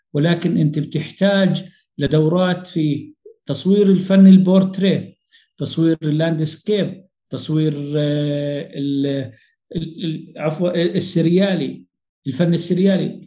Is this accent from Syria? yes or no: no; Jordan; عندنا بالأردن